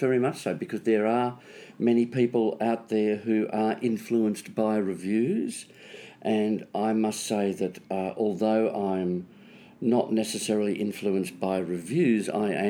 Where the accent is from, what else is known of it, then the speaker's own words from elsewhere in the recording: Melbourne, Victoria, Australia; I was born in Melbourne.